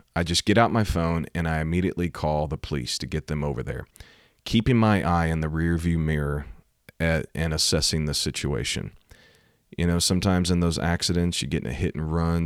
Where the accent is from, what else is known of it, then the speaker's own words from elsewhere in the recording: Missouri, United States; Missouri, my home state